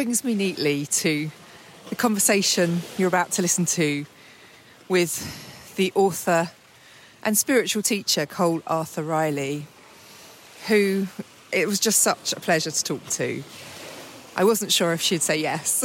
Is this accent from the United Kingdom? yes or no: yes; England, United Kingdom; I'm English, as you can well tell